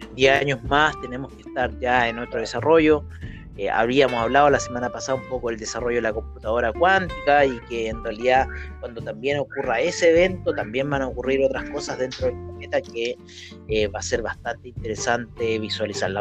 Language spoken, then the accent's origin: Spanish; Chile